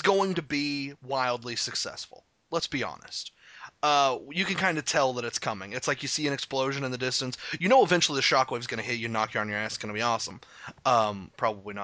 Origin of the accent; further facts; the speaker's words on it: Arkansas, United States; I'm from Arkansas. I've lived here the better portion of my life. I wasn't born here